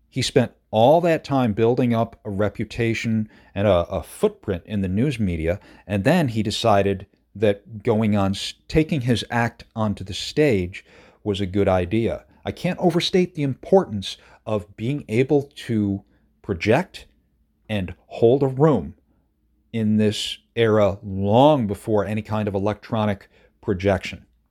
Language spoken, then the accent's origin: English; Madison County, New York, United States; I grew up in Madison County, uh, just, it's the neighboring county